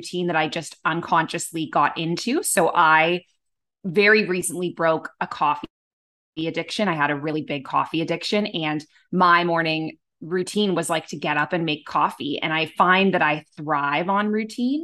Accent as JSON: {"language": "English", "town": "Toronto", "region": "Ontario", "country": "Canada", "tie": "born or raised there", "also_born_or_lived": "Abu Dhabi", "moved": "as an adult", "lives_now": "Bali, Indonesia", "said": "my time in Canada where I grew up in Toronto"}